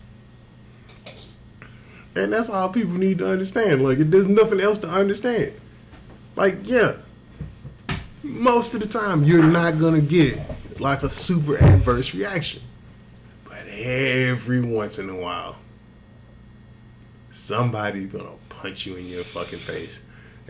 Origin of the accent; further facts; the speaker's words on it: Texas, United States; I grew up in Texas. My dad's from Mississippi